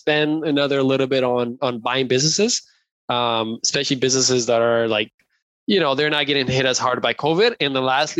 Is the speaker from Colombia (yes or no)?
yes; Colombia; moved away; I come from Colombia. Like, that's where I was born and raised.